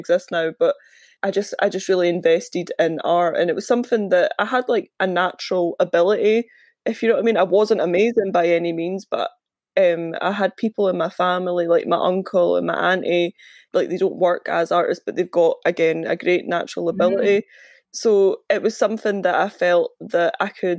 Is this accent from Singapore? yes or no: no; Larbert, Scotland, United Kingdom; I'm from Larbert